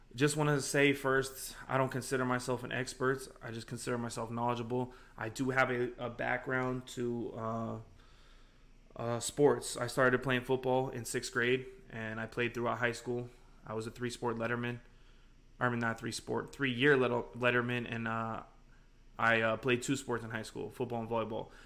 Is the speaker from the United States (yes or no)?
yes; Las Vegas, Nevada, United States; I grew up in Vegas for most of my life, twenty-three, twenty-four ish years I've been living here.